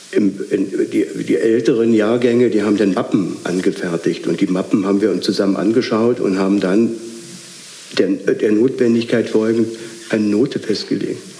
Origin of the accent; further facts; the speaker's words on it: Potsdam, Brandenburg, Germany; also born or lived in Schwerin / Berlin; ich bin in Schwerin geboren, dann in, in Potsdam aufgewachsen und nach dem Mauerbau im Januar 62 sind meine Eltern nach Berlin gezogen.